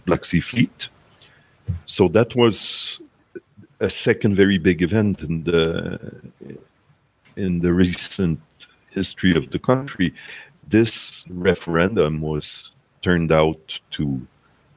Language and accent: English; Quebec, Canada; I'm from Quebec in Canada